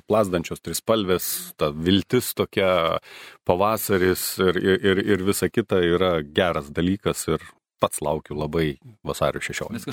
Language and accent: Lithuanian; Kaunas, Kaunas County, Lithuania; kaip Kaunietis, Kauniškis